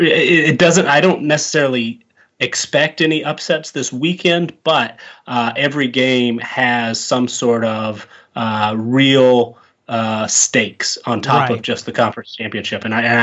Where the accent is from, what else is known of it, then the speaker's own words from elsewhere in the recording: Georgia, United States; moved away; also born or lived in Mississippi; I grew up in Georgia